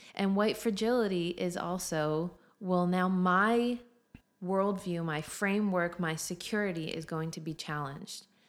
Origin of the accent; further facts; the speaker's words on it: United States; moved away as an adult; now in Australia; as an American